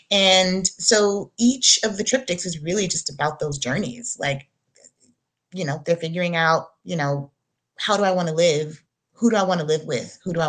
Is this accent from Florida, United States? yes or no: no; Shreveport, Louisiana, United States; my hometown, which is Shreveport, Louisiana.